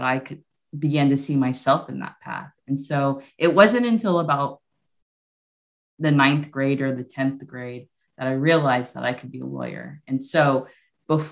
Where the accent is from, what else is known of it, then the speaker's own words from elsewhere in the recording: Houston, Texas, United States; also born or lived in San Antonio, Texas / Lubbock, Texas; So I'm originally from Houston, Texas. Well, I was born in San Antonio, but raised since the age of like 3 months old in Houston.